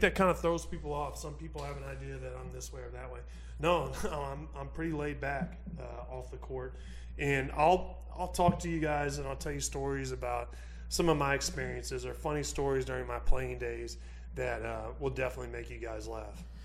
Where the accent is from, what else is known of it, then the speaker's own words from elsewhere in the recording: Missouri, United States; I'm from Missouri. I pull for the Cardinals.